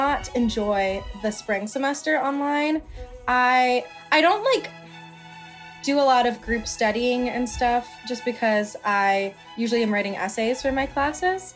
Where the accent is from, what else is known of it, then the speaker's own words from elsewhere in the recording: outside of Philadelphia, Pennsylvania, United States; I'm from outside of Philadelphia, where I currently am